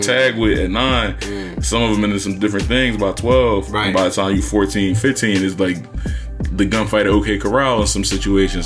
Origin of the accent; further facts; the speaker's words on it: Philadelphia, Pennsylvania, United States; I was from Uptown